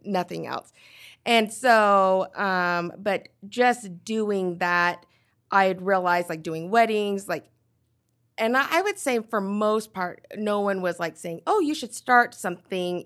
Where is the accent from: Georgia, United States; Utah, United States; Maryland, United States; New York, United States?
Utah, United States; Nephi; also born or lived in Korea / Pleasant Grove, Utah; I grew up in Nephi, Utah